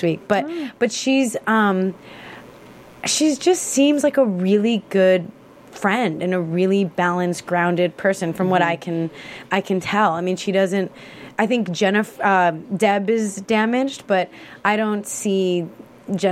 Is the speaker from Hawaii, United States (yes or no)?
no; Chicago, Illinois, United States; born and raised in Chicago